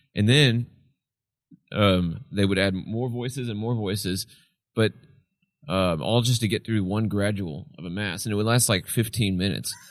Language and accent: English; Friendswood, Texas, United States; born or raised there; also born or lived in Tyler, Texas / Palestine, Texas